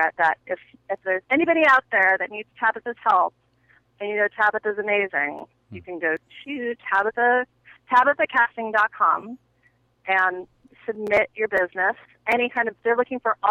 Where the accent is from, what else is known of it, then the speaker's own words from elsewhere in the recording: United States; I'm American